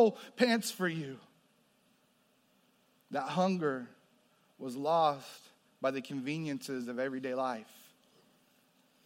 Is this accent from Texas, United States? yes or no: yes; New Braunfels, Texas, United States; I grew up there before it was, before it exploded with the population that we see today